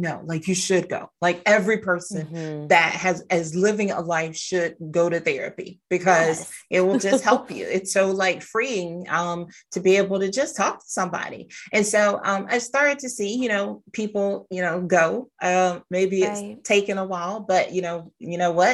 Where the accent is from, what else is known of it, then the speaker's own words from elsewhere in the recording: the South, United States; I grew up in South